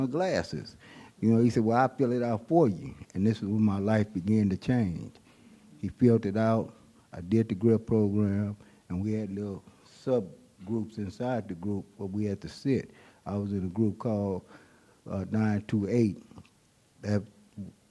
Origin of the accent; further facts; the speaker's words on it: Oakland, California, United States; also born or lived in San Francisco, California; I was born in San Francisco. I lived in Hunters Point. We moved when I was about 7, 8 years old, moved to Oakland.